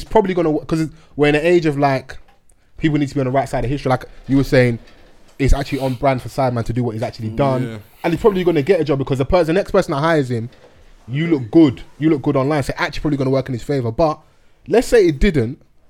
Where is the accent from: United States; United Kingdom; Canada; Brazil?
United Kingdom; London; I'm a Londoner.